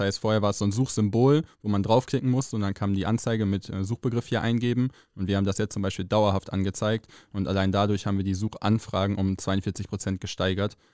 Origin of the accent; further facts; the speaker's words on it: Rheine, North Rhine-Westphalia, Germany; moved away as an adult; also born or lived in Mesum; now in Cologne, Germany; Rheine, ist meine Heimatstadt, bin zwar in Meso aufgewachsen und groß geworden, aber hier zur Schule gegangen